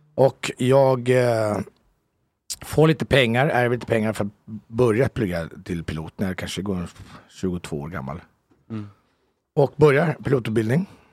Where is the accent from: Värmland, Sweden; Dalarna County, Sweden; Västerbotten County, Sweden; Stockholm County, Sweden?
Stockholm County, Sweden; Haninge; moved away as an adult; now in Italy; jag är född ute från Jobro, utanför mm. Haninge